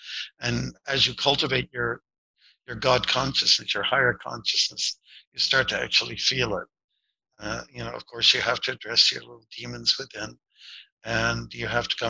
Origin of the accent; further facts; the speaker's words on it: Windsor, Ontario, Canada; I was born and raised near Detroit on the Canadian side, and Detroit was going through it was not the summer of love, it was a summer of contempt